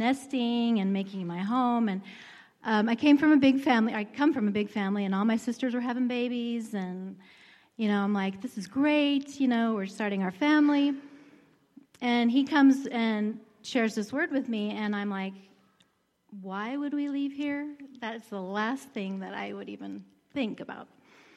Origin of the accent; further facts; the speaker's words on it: Anaheim, California, United States; moved away as an adult; now in Moses Lake, United States; Well, I was born and raised in Anaheim, California, which is Disneyland, basically.